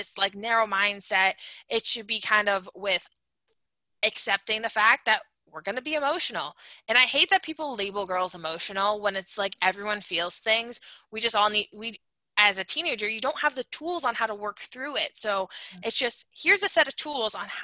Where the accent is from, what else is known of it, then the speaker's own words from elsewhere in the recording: Massachusetts, United States; I'm from Massachusetts, we have the Cape Cod Canal